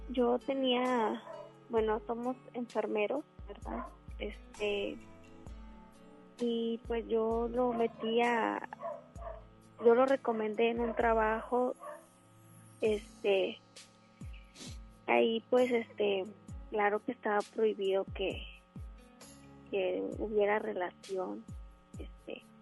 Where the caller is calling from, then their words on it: Apodaca, Nuevo León, Mexico; De aquí, de Apodaca.